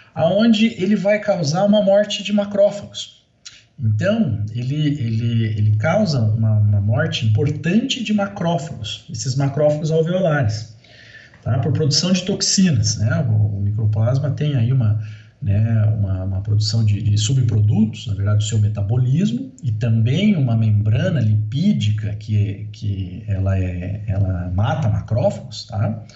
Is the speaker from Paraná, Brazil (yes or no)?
yes; Paraná, Brazil; moved away as an adult; also born or lived in Santa Catarina / Jaboticabal, São Paulo; eu sou paranaense